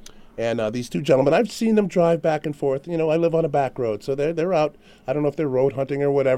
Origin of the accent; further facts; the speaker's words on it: Connecticut, United States; moved away as an adult; now in Vermont, United States; I'm from Connecticut.